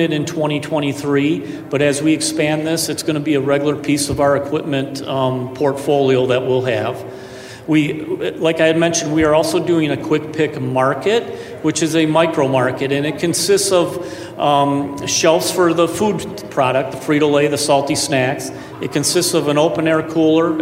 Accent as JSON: {"language": "English", "region": "Florida", "country": "United States", "said": "I'm from Florida too."}